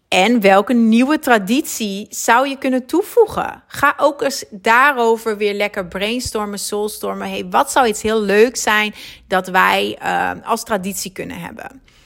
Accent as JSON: {"language": "Dutch", "country": "Netherlands", "moved": "as an adult", "lives_now": "Belgium", "said": "ik ben Nederlands natuurlijk"}